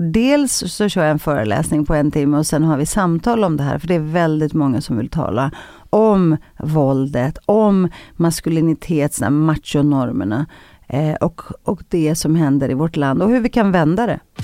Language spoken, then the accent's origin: Swedish; Stockholm, Stockholm County, Sweden; jag växte upp i Rinkeby, i en av Sveriges fattigaste förorter